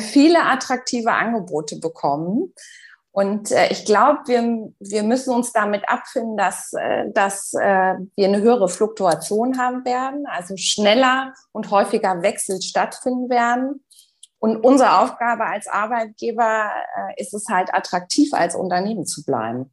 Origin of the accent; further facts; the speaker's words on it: Berlin, Germany; moved away as an adult; also born or lived in Dubai; Ich komme ursprünglich aus Berlin, also bin auch wirklich geboren, aufgewachsen, habe äh, dort auch BWL studiert